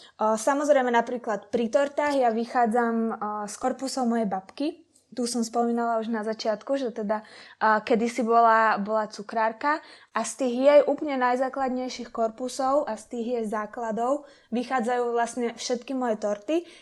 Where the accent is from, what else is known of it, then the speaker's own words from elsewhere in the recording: Trnava, Trnava Region, Slovakia; som z Trnavy